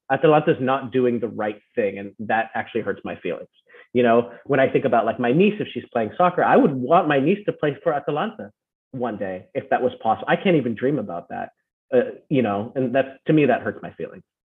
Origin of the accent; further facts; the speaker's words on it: California, United States; also born or lived in Philippines; now in Las Vegas, United States; growing up in America, I also grew up in the Philippines